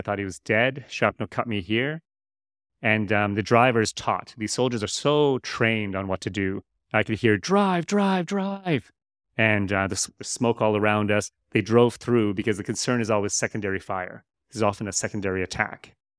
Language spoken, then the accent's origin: English; Canada; moved away as an adult; also born or lived in United States; now in Malaysia; I'd like to say that I do have a Malaysian connection. I am Canadian. I was born in the U.S. My stepfather was Canadian.